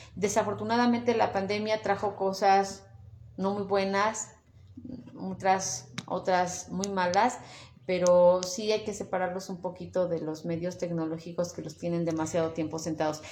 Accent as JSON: {"language": "Spanish", "town": "Tetela de Ocampo", "region": "Puebla", "country": "Mexico", "tie": "born or raised there", "said": "y sí, soy de Tetela de Ocampo, orgullosamente tetelense"}